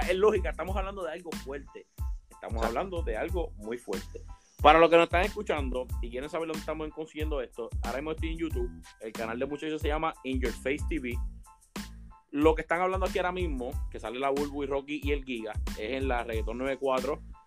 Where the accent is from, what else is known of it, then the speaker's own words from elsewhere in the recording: Puerto Rico; como típico boricua, tenemos un argumento cómico a cualquier cosa